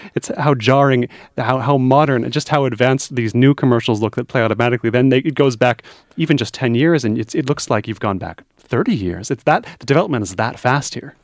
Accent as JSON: {"language": "English", "country": "United States", "tie": "born or raised there", "moved": "yes", "said": "growing up in America"}